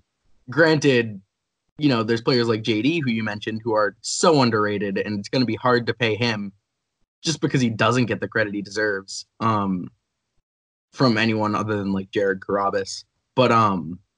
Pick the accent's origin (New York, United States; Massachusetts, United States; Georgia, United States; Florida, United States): Massachusetts, United States; Boston; I'm from Boston